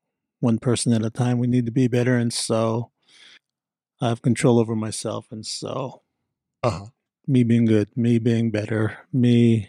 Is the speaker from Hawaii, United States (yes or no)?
yes; Hawaii, United States; So I grew up on the North Shore of Hawaii.